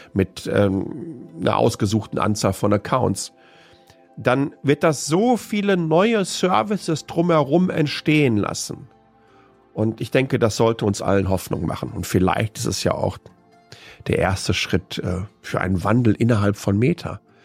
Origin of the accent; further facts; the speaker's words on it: Waltrop, North Rhine-Westphalia, Germany; in der ich aufgewachsen bin, nämlich Waltrop im Kreis Ettinghausen. Ruhrpott-Kind